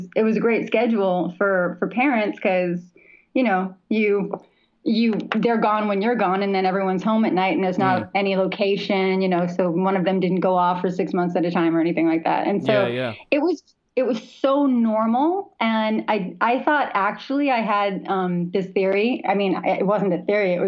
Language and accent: English; New York City, New York, United States; now in Los Angeles, United States; I'm originally from New York City